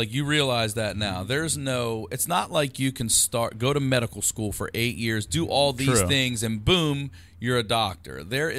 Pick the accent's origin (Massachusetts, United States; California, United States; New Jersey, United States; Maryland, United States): Maryland, United States; Baltimore; moved away; Baltimore originally.